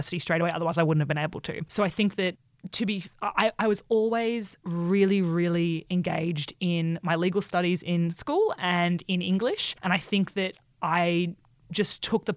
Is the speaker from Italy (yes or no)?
no; Orange, New South Wales, Australia; moved away as an adult; now in Brisbane, Australia; I grew up in Orange in regional New South Wales. It's about 3 hours west of Sydney.